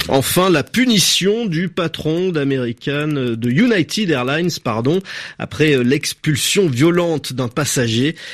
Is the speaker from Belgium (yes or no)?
no; French Guiana, France; nous sommes français, nous sommes un département assez riche, grand